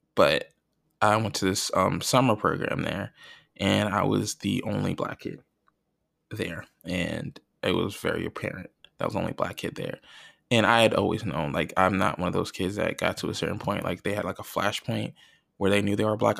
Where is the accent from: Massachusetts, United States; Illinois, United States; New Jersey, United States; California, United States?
New Jersey, United States; North Plainfield; growing up in where I grew up in North Plainfield, New Jersey